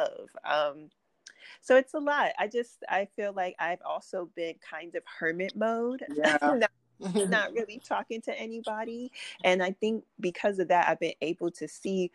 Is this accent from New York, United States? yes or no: yes; New York City, New York, United States; I was born and raised in Brooklyn